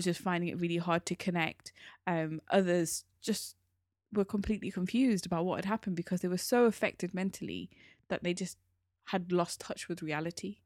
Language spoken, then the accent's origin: English; United Kingdom; we are British Asian, I'm part of the British Asian community.